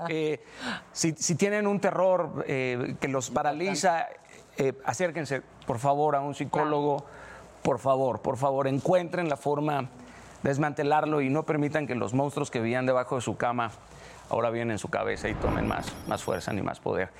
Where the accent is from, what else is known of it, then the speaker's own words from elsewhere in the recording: Mazatlán, Sinaloa, Mexico; haber crecido en donde crecí, en Mazatlán, Sinaloa